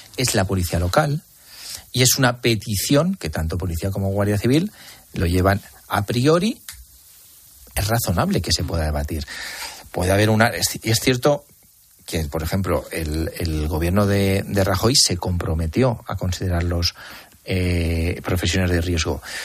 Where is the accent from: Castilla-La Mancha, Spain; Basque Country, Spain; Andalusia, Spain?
Castilla-La Mancha, Spain; Almansa; los que somos de Almansa